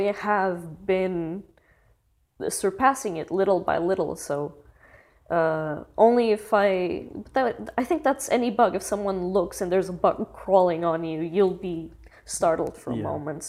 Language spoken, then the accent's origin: English; Barreiro, Setúbal, Portugal; my hometown in Barreiro.